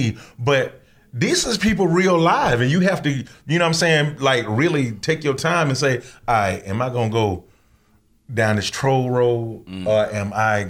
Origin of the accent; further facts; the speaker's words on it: Atlanta, Georgia, United States; I'm from Atlanta too